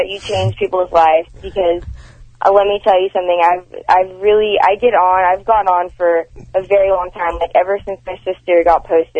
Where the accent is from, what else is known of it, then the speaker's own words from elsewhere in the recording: Houston, Texas, United States; Clear Lake, Houston, Texas.